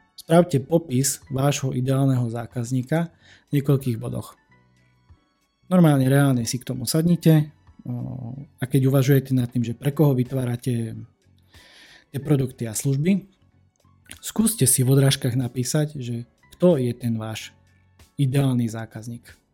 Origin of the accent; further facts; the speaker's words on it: eastern Slovakia, Slovakia; u nás na východe